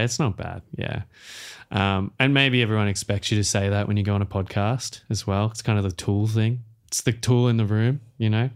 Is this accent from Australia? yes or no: yes; Australia; accent: Australian; as an Australian musical artist